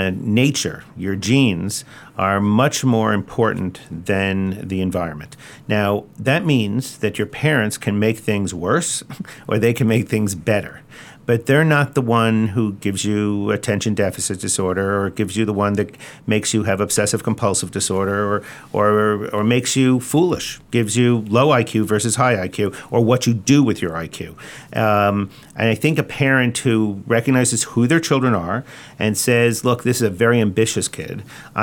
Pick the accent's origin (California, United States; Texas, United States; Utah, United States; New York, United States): New York, United States; Long Island; And I grew up on Long Island, and I had comic books too.